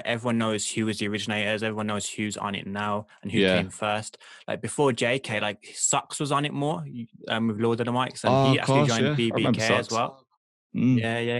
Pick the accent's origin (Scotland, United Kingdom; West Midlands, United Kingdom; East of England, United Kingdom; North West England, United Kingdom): West Midlands, United Kingdom; Birmingham; accent: Birmingham